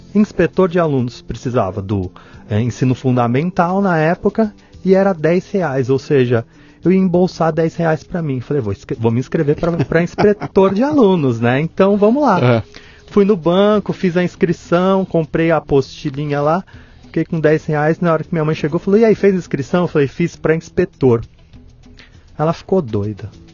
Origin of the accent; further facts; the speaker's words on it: Santo André, São Paulo, Brazil; also born or lived in São Bernardo do Campo; now in Mauá, Brazil; eu nasci em Santo André, na verdade, só que eu sou todo do ABC, né? É, então eu, eu eu moro em Mauá.